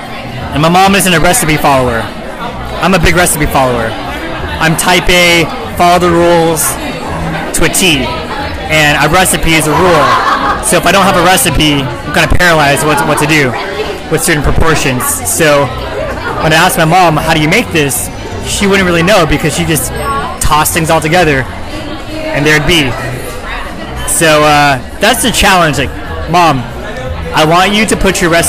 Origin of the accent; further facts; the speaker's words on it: East Bay, California, United States; when I cross the bridge into the East Bay, I start craving certain cuisines I grew up with.